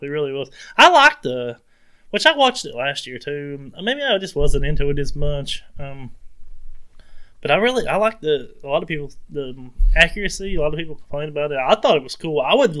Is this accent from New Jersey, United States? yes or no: yes; New Jersey, United States; I don't even have an accent. I'm actually from New Jersey.